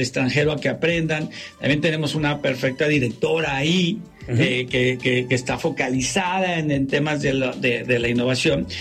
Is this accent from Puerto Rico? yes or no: no; Mexico; los mexicanos tenemos, somos, somos los latinos más resilientes que hay